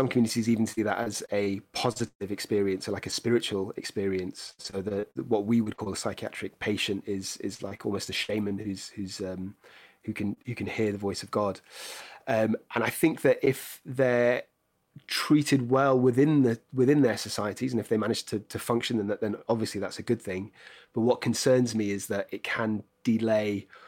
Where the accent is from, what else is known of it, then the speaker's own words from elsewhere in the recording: Cheshire, North West England, United Kingdom; moved away as an adult; also born or lived in Edinburgh; now in London, United Kingdom; I grew up in Cheshire